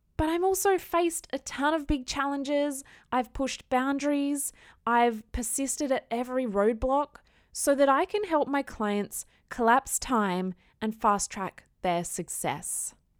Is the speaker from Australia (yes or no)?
yes; Australia; I am an Aussie girl